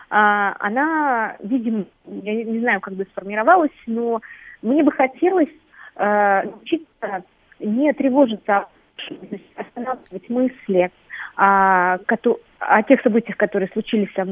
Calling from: Tolyatti, Samara Oblast, Russia; я звоню из Тольятти.

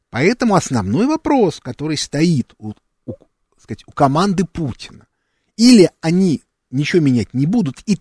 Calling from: Perm, Perm Krai, Russia; Пермь. Я вопрос такой.

